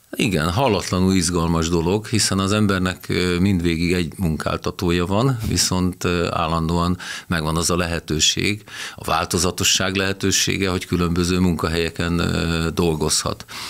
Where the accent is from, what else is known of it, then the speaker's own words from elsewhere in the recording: Győr, Győr-Moson-Sopron, Hungary; Győri lévén elmentem egy évet dolgozni a, a vagongyárba